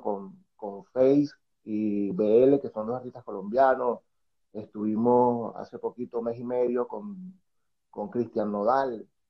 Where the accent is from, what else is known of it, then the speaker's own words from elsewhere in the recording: Guarenas, Miranda, Venezuela; moved away as an adult; now in Chile; soy venezolano, eh, saco la bandera, eh, o sea, represento totalmente Venezuela, soy de Guarenas